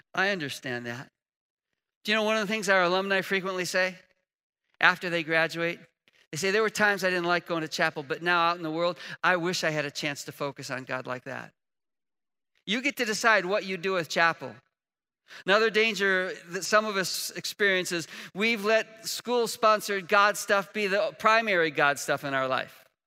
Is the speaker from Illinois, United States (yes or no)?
yes; Chicago, Illinois, United States; now in Indiana, United States; I was raised in Chicago